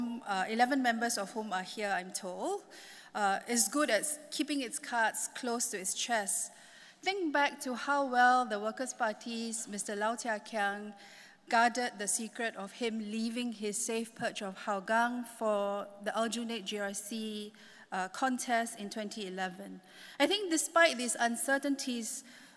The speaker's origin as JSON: {"language": "English", "country": "Singapore", "moved": "as an adult", "lives_now": "Hong Kong", "said": "I'm a Singaporean"}